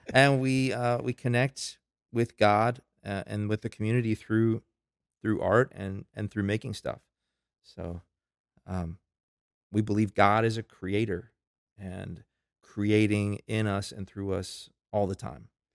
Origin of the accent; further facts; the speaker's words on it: Tampa, Florida, United States; moved away as an adult; now in Lincolnton, United States; I'm originally from Florida. That's where I gr-, I'm a native Floridian.